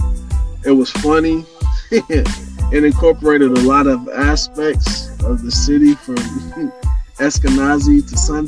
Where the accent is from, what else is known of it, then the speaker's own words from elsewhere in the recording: Indianapolis, Indiana, United States; growing up, actually, both sides of West Side in Hallville, and then Martindale, Brightwood, Baltimore